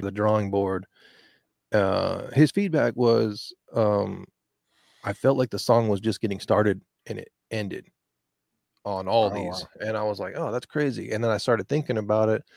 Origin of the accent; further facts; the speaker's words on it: Texas, United States; as a Texan